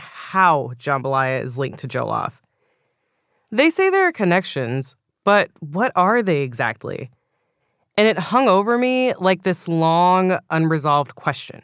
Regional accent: Houston, Texas, United States; I grew up in Houston, but my parents are from Louisiana

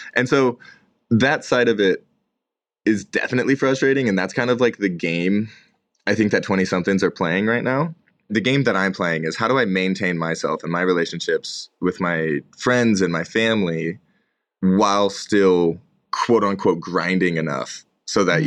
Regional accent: Bay Area of California, United States; now in Boise, United States; I grew up in the Bay Area of California

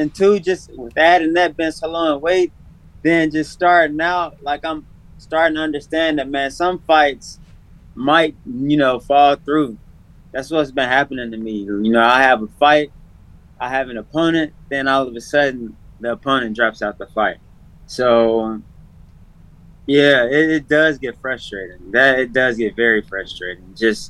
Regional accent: Nashville, Tennessee, United States; Yeah. Born and raised in Nashville, man.

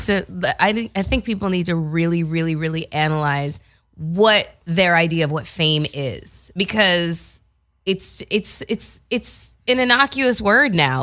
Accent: Canada; moved away; I am from Canada

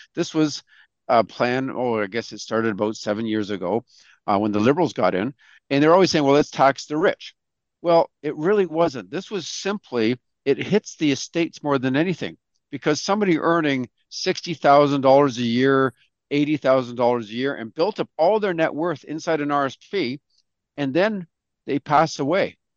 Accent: Canada; we're all proud Canadians here

